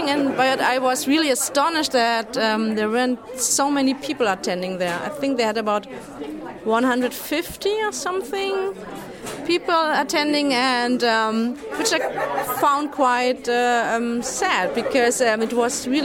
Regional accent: near Cologne, North Rhine-Westphalia, Germany; English is a second language; now in Stuttgart area, Germany; originally, I'm from near Cologne, mm-hmm. but now I'm I'm living near Stuttgart in the south of Germany.

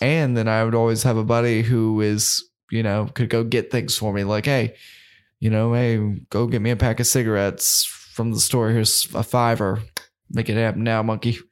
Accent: the South, United States; we're from the South

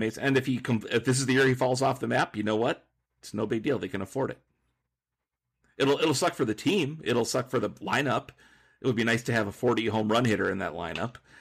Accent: near Nordstrom, Minnesota, United States; Nordstrom, Minnesota, which is a place by my hometown

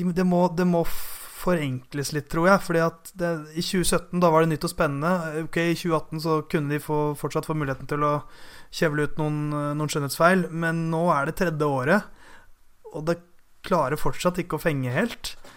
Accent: Norway

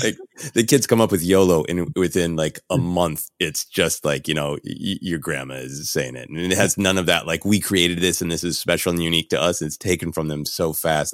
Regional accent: Minneapolis, Minnesota, United States; I was raised in Minneapolis

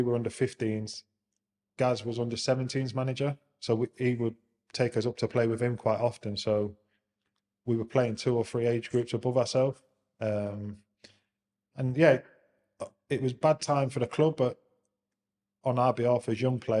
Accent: Nottingham, East Midlands, United Kingdom; moved away as an adult; also born or lived in London; Born and bred in Nottingham

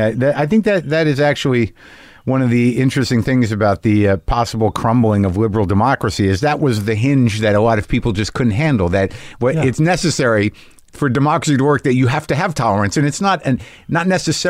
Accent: New Mexico, United States; moved away; also born or lived in New Jersey / Boston / Los Angeles / New York; When Kennedy was shot, I was 2 months old. I grew up in New Mexico, born in New Jersey. Most of the formative years, though, second grade through high school in New Mexico.

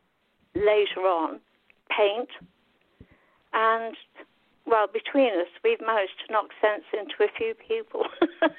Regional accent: West Drayton, London, United Kingdom; I grew up in a little place called West Drayton

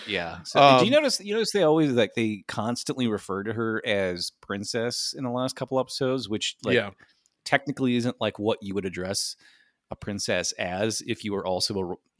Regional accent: Midwest, United States; I'm from the Midwest

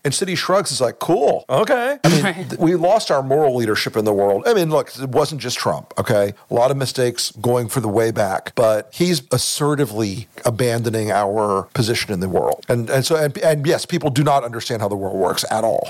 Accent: Tampa, Florida, United States; I grew up in Tampa, Florida.

